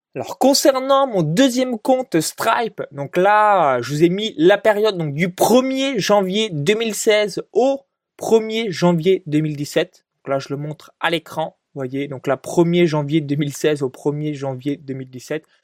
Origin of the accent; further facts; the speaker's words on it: a small village near Chalon-sur-Saône, Saône-et-Loire, Bourgogne-Franche-Comté, France; moved away as an adult; là où j'ai grandi de zéro à dix-neuf ans dans un petit village de moins de, euh, quatre-vingt-dix habitants, donc, proche de Chalon-sur-Saône